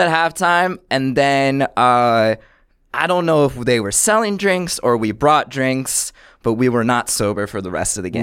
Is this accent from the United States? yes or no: yes; Buffalo, New York, United States; now in New York, United States; I grew up in Buffalo, New York